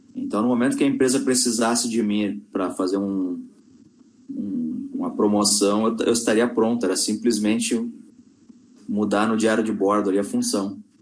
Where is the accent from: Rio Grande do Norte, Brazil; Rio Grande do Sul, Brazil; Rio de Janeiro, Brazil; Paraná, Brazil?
Rio Grande do Sul, Brazil; Porto Alegre; moved away as an adult; also born or lived in Manaus / China; eu sou natural de Porto Alegre